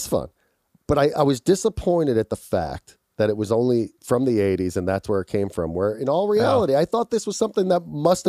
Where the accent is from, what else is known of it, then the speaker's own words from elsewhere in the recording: Philadelphia, Pennsylvania, United States; I grew up in Philadelphia. We had a fireplace.